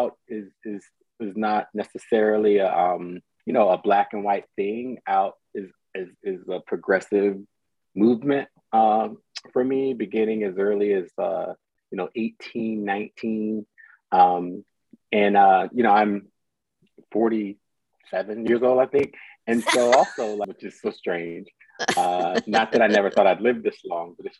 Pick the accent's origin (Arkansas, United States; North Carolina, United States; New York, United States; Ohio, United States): North Carolina, United States; Southeastern; born or raised there; also born or lived in Clinton, North Carolina / New Jersey; now in Brooklyn, United States